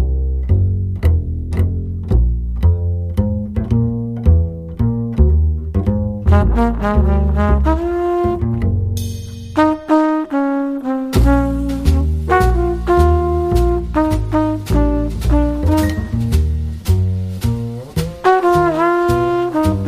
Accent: East Kent, South East England, United Kingdom; moved away; I'm from the Far East, Kent, where I had a photographic business

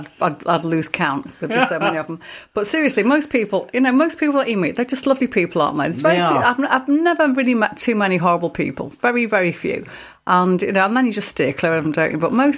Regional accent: Liverpool, North West England, United Kingdom; But I grew up in Liverpool, where the whole Catholic Protestant thing was very, very alive back in the day, very alive.

